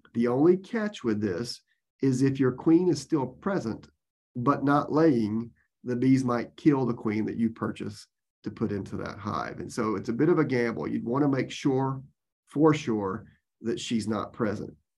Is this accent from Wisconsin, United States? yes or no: no; Georgia, United States; moved away as an adult; now in Florida, United States; I was from Georgia and worked at the University of Georgia